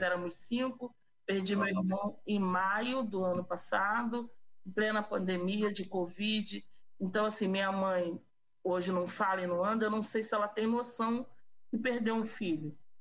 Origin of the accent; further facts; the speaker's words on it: Rio de Janeiro, Brazil; also born or lived in Campo Grande, Rio de Janeiro; eu nasci em Senador Camará, uma favela do Rio de Janeiro